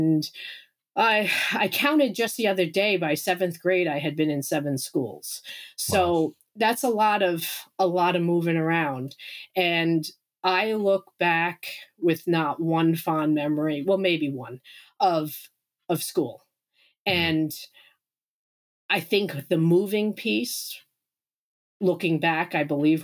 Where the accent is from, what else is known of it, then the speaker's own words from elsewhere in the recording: Long Island, New York, United States; also born or lived in Incheon, South Korea / Vermont; now in Maine, United States; I was raised on Long Island, New York, and lived there, moved around a lot as a child, mostly on Long Island